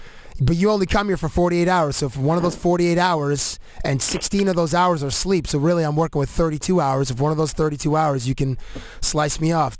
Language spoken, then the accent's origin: English; Canada; I identified myself as Canadian